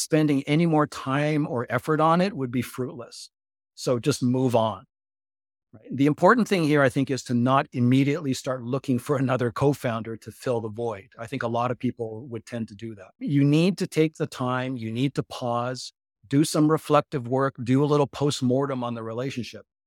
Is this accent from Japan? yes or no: yes; Japan; I grew up in Japan.